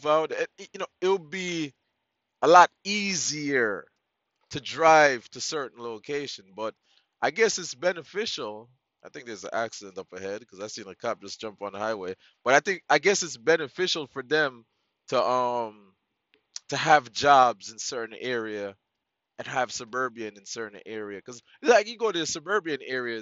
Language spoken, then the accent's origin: English; Jamaica; now in United States; I'm Jamaican